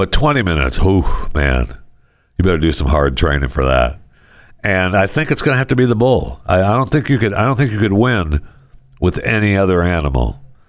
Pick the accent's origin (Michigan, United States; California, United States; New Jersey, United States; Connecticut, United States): Michigan, United States; Saginaw; I remember growing up in Michigan, I grew up right here. I'm holding up my hand. I grew up right here, right there in Saginaw. You know, up there by the bay and the thumb.